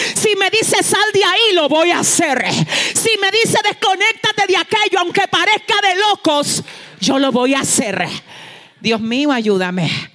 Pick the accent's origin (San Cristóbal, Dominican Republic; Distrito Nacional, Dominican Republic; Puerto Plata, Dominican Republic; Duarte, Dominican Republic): Duarte, Dominican Republic; San Francisco de Macorís; yo estaba en San Francisco de Macorís, donde yo nací. San Francisco de Macorís es una ciudad en el norte de la República Dominicana